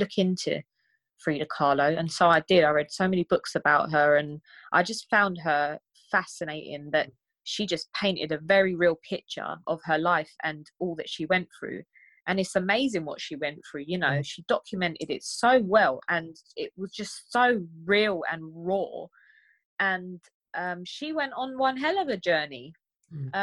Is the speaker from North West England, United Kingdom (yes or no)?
no; London, United Kingdom; growing up in London as a Turkish girl